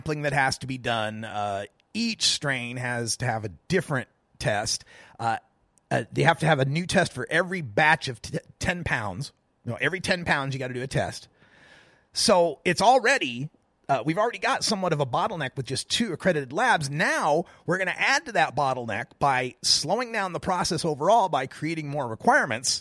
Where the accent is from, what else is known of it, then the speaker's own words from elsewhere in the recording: Oregon, United States; my home state of Oregon